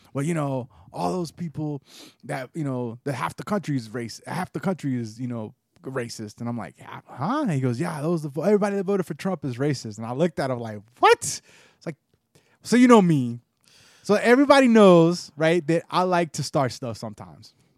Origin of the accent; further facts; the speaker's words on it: United States; being Puerto Rican, being a white Puerto Rican, and growing up in the United States